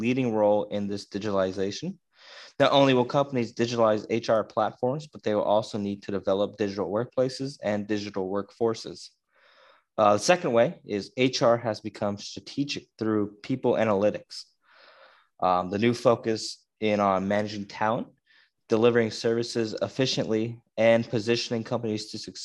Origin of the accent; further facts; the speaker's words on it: Schuylkill Haven, Pennsylvania, United States; I'm from Schuylkill Haven, Pennsylvania